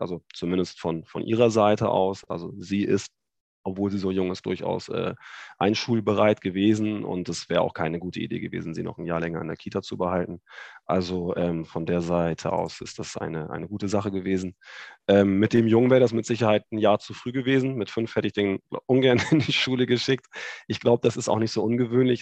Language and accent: German; Hamburg, Germany; accent: nordisch; moved away as an adult; now in Düsseldorf, Germany; Ich komme gebürtig aus Hamburg